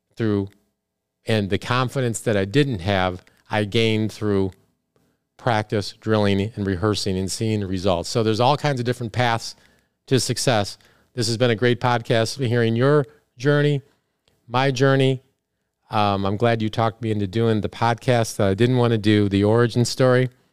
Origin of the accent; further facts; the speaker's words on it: Big Rock, Illinois, United States; moved away; I'm from Big Rock, Illinois.